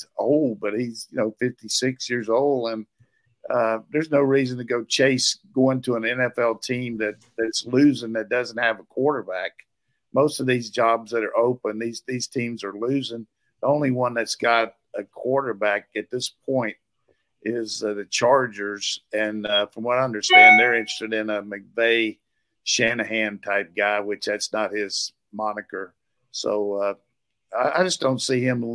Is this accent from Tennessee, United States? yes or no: no; Burlington, North Carolina, United States; my hometown